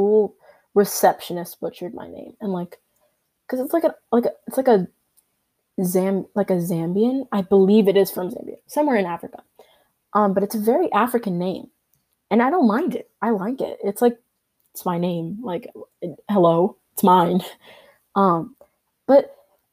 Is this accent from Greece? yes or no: no; Canada; I was born in Canada.